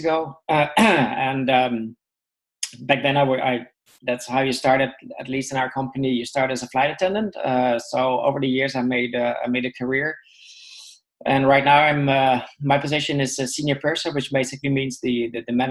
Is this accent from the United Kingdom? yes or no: no; Netherlands; I was born in the Netherlands.